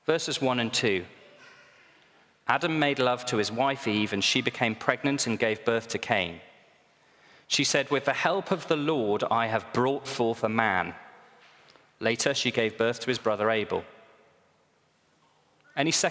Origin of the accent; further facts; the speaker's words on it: Northumberland, North East England, United Kingdom; I was brought up in Northumberland